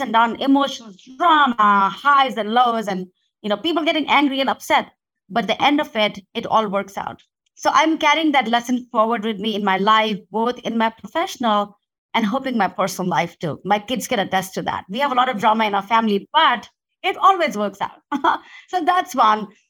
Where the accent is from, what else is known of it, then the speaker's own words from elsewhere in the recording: India; moved away; when I was growing up in India.